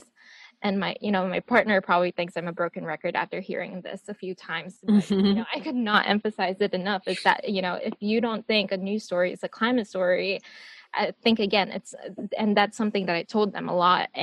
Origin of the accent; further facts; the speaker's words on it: Saipan, Northern Mariana Islands; moved away as an adult; also born or lived in Portland; I was born and raised in Saipan, Northern Mariana Islands